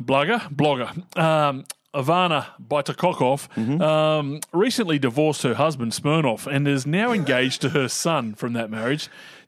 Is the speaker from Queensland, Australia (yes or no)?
yes; Queensland, Australia; now in Adelaide, Australia; As a Queenslander living in Adelaide, I'm so over the pro-crow media, it's just like living in Brisbane and putting up with Broncos supporters.